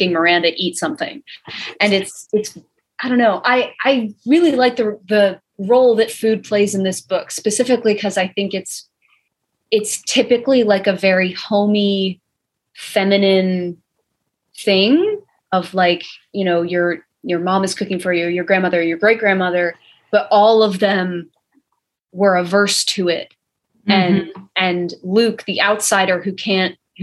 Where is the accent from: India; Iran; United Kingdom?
United Kingdom; We're British